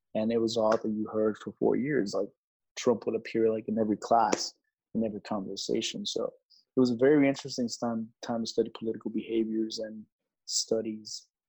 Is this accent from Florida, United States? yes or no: no; Laredo, Texas, United States; I was raised in Laredo, so it's a predominantly um, Mexican American Hispanic city